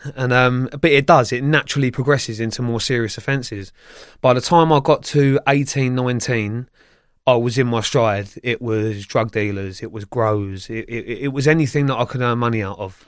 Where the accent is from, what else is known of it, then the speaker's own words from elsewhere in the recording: Feltham, London, United Kingdom; also born or lived in Sunbury-on-Thames; I grew up in Feltham, Sunbury upon Thames area